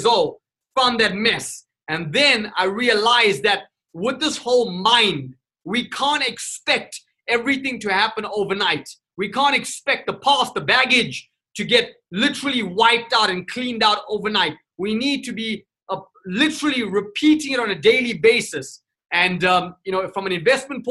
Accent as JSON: {"language": "English", "town": "Durban", "region": "KwaZulu-Natal", "country": "South Africa", "tie": "born or raised there", "also_born_or_lived": "Johannesburg / Cape Town", "moved": "yes", "said": "I was born and raised in South Africa, Durban, South Africa, and then I literally moved out to Joburg in Cape Town"}